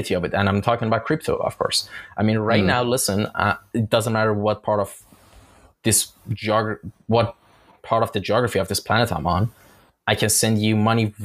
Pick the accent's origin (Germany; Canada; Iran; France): Iran; now in Istanbul, Turkey; In my home country is actually Iran. I'm Iranian, and I'm just based in Istanbul.